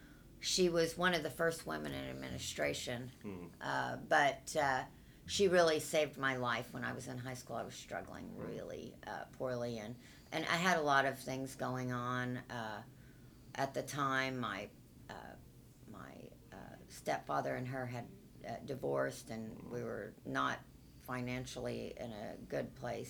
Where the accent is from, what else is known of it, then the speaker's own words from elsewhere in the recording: Nashville, Tennessee, United States; now in Tulsa, United States; One, I came from Nashville, so I think a local music scene is missing.